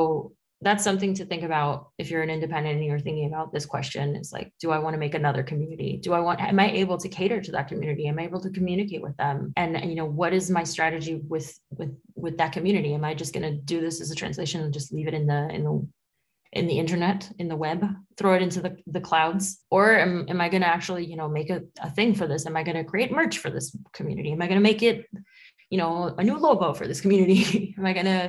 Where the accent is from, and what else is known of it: New York City, New York, United States; born or raised there; first language Spanish; English is a second language; moved away as an adult; now in Paris, France